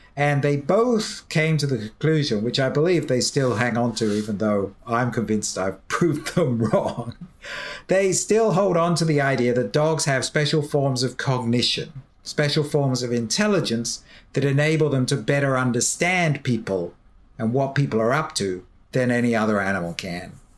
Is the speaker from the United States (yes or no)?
no; United Kingdom; I can say this as a Brit